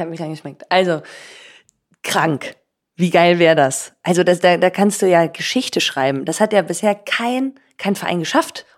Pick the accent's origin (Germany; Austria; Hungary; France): Germany; Cologne, North Rhine-Westphalia; also born or lived in Switzerland; ich bin ja in Deutschland aufgewachsen